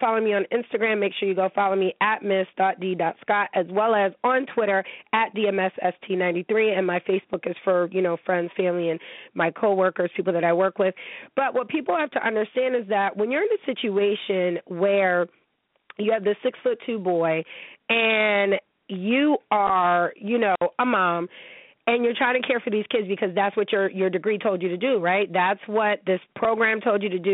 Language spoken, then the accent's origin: English; Niagara Falls, New York, United States; I'm from the 716. I'm from Niagara Falls, New York